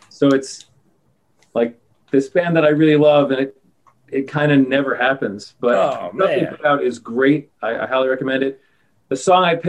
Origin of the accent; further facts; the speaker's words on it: New York, United States; I'm from New York